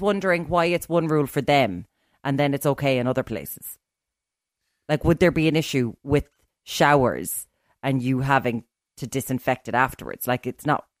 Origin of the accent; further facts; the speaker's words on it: Ireland; we're from Ireland